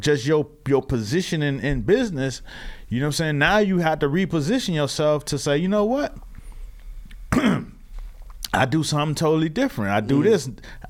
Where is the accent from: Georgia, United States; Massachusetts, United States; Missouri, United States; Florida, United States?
Florida, United States; Miami; now in New York, United States; I didn't grow up in New York, so yeah. I grew up in Miami